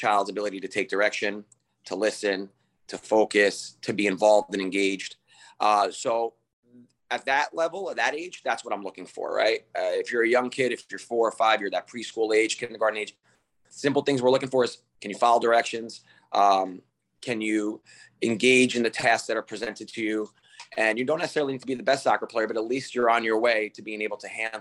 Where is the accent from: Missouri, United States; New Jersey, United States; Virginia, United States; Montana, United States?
New Jersey, United States; Harrison; also born or lived in Brazil; I played soccer growing up in Harrison